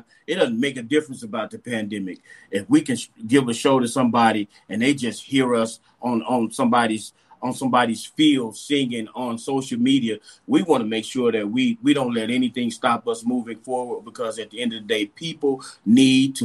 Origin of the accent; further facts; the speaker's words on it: Dallas, Texas, United States; moved away; also born or lived in Marysville, California / Moscow, Idaho; I grew up in Dallas, went to school at Marysville, California, graduated from University of Idaho in Moscow